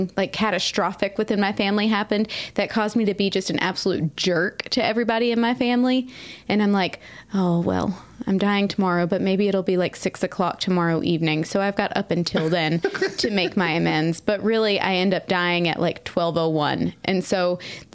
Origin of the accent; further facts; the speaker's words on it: Southeast, United States; moved away; I grew up in the Southeast, mobile